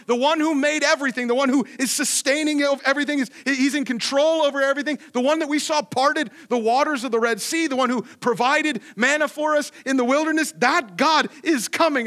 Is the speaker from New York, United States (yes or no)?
no; Ohio, United States; moved away; I grew up in Ohio where it was at nothing, so it's just super flat